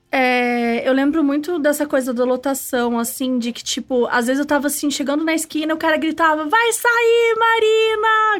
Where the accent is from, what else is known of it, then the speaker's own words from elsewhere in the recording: Itajubá, Minas Gerais, Brazil; moved away as an adult; also born or lived in Bonfim; now in São Paulo, Brazil; Eu sou, sou mineira, sou do sul de Minas, então vim pra São Paulo